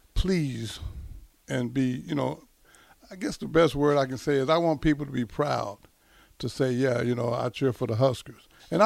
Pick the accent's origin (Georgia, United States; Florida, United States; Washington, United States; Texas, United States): Texas, United States; like I'm from Texas.